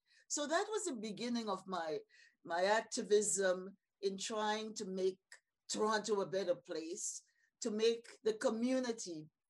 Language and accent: English; St. George's, Saint George, Grenada; I have to go back to my early years growing up in Happy Hill, St. George's, Grenada, among really great, strong community matriarchs